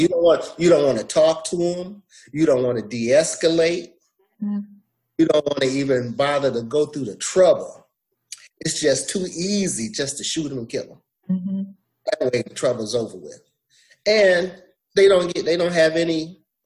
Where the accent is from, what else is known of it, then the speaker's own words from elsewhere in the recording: Flint, Michigan, United States; also born or lived in Alabama; I was raised in Michigan, in Flint, Michigan